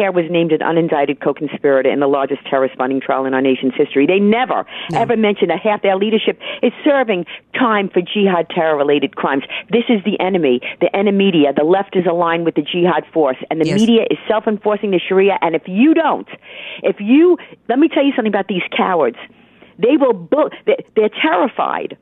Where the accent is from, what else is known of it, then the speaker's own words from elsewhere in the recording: United States; I am merely an American